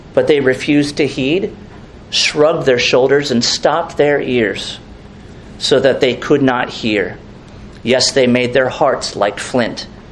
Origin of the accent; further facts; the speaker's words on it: Merritt Island, Florida, United States; when I grew up on Saturn Street, Merritt Island